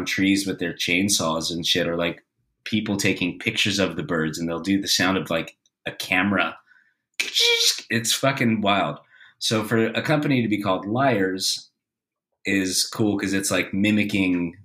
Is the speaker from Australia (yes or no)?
yes; Australia; I'm an Aussie, born and raised.